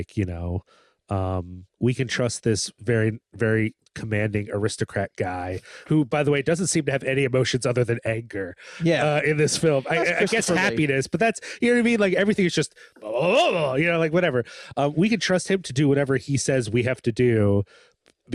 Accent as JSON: {"language": "English", "country": "United States", "said": "as an American who spent some time around American evangelicals"}